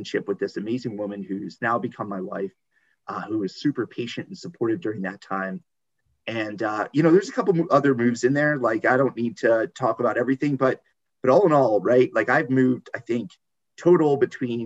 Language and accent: English; New Jersey, United States; moved away as an adult; also born or lived in West Virginia; now in Baltimore, United States; I'm originally from New Jersey